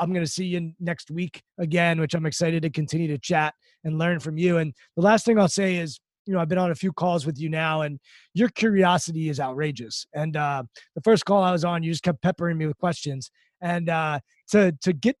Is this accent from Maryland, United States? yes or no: yes; Maryland outside DC, United States; I grew up in Maryland outside DC